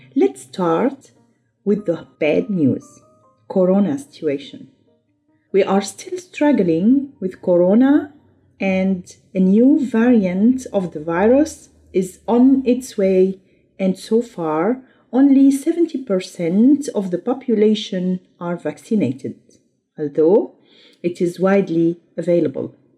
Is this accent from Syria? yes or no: yes; Syria; English is a second language; moved away as an adult; now in Germany; my home country, Syria